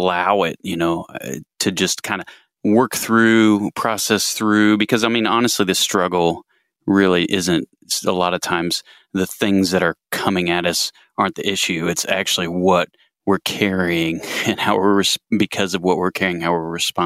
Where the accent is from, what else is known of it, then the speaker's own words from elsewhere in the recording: Muncie, Indiana, United States; accent: Muncie mumble; I'm from Muncie, Indiana